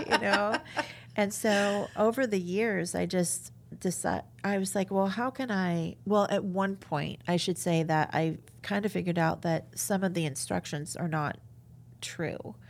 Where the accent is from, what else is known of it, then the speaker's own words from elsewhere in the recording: New York, United States; now in Cedar Rapids, United States; I'm from New York